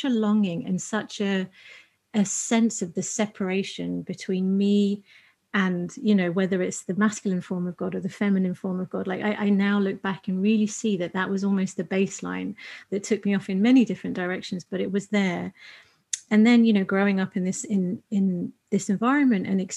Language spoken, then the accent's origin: English; United Kingdom; being British Asian